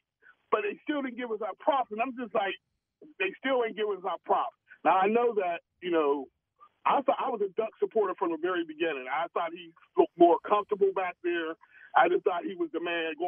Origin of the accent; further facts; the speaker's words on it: Pittsburgh, Pennsylvania, United States; I'm from the North Side. I grew up right there on the North Side